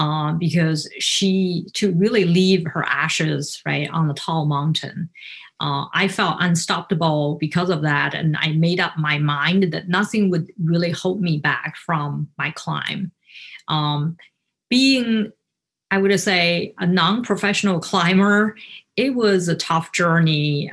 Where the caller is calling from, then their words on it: Naperville, Illinois, United States; I'm speaking today from Naperville. It's the west suburb of Chicago.